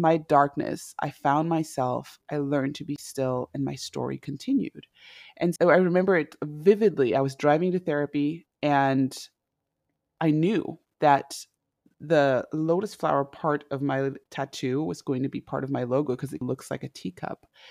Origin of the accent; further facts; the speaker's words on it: Zimbabwe; moved away as an adult; also born or lived in Indianapolis / Los Angeles / Washington, D.C. / Oregon; now in United States; I am originally from Zimbabwe. I was born and raised there